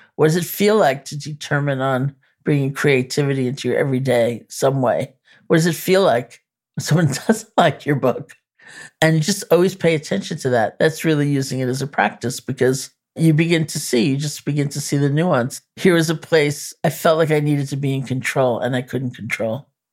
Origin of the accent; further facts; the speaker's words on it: New York, United States; I'm a New Yorker